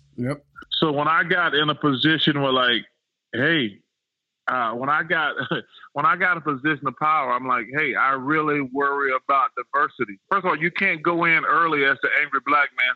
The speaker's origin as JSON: {"language": "English", "region": "Alabama", "country": "United States", "tie": "born or raised there", "moved": "yes", "said": "I grew up in Alabama"}